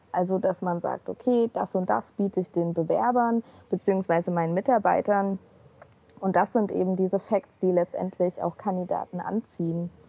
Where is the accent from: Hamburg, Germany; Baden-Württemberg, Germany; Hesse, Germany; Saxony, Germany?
Saxony, Germany; Leipzig; ich komme auch aus Leipzig